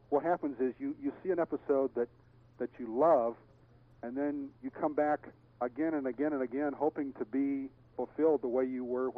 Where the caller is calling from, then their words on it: Long Beach, California, United States; From Long Beach.